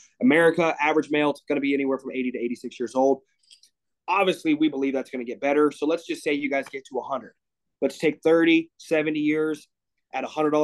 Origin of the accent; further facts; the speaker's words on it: Greensburg, Pennsylvania, United States; now in near Chicago, United States; I grew up in Greensburg. It's like a small hick town, 45 minutes, an hour outside of Pittsburgh